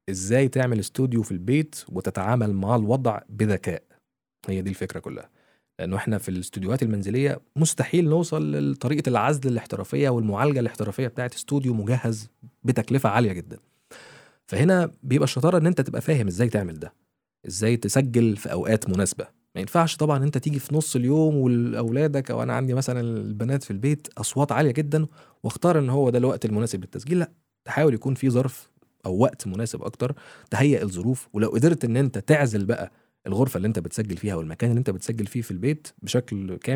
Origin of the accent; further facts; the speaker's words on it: Egypt; now in Dubai, United Arab Emirates; انا معايا اسره وعايز الاسره دي تفضل موجوده معايا في دبي احنا من مصر وكل حاجه بس انا عايز افضل موجود في البلد انا بحب البلد جدا جدا